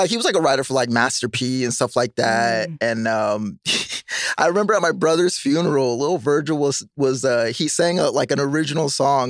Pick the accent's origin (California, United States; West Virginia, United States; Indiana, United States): California, United States; the Bay Area, Silicon Valley; I grew up in the Bay, Silicon Valley.